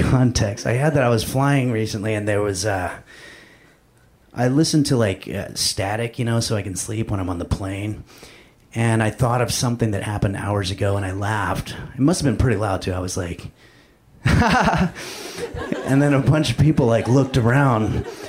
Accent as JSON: {"language": "English", "town": "Los Angeles", "region": "California", "country": "United States", "said": "I'm actually from Los Angeles"}